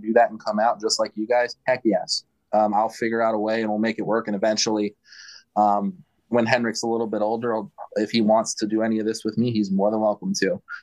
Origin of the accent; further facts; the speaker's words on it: Baltimore, Maryland, United States; moved away; also born or lived in North Dakota; I'm from Baltimore